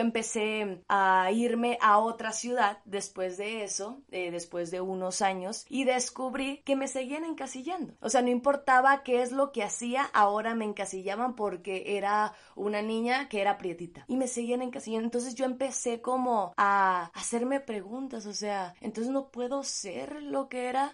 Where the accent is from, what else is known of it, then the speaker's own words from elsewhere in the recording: Sinaloa, Mexico; yo crecí en Sinaloa, en un estado de aquí de México